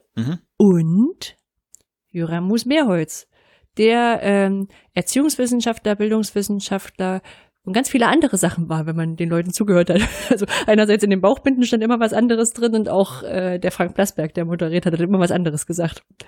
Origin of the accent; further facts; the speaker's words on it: East Germany, Germany; als Ostdeutsche mit westdeutschen Partner